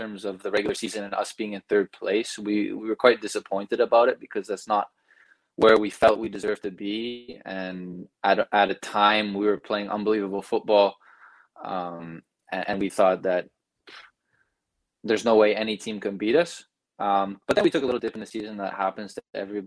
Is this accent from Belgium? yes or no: yes; Belgium; moved away as an adult; also born or lived in United States; now in Canada; I was born in the States, grew up there till I was about 8, and then I moved to Belgium, grew up there, moved to Canada for university